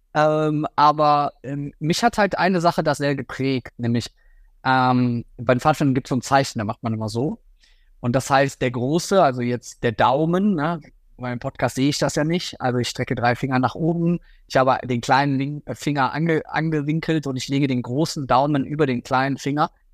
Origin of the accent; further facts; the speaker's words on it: Rhineland, Germany; bei uns im Rheinland